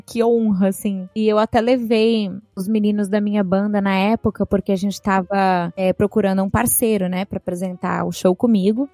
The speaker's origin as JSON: {"language": "Portuguese", "region": "São Paulo", "country": "Brazil", "tie": "born or raised there", "moved": "as an adult", "lives_now": "Miami, United States", "said": "a gente morava é, ali no Alto da Lapa, né? Então não sei se você conhece a cidade de São Paulo"}